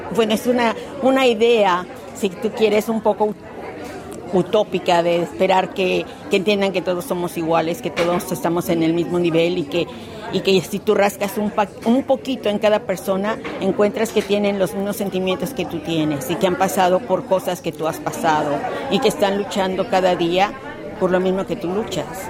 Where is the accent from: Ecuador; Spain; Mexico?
Mexico; now in Australia; soy mexicana, sí, la comida está aquí, los colores están aquí, la música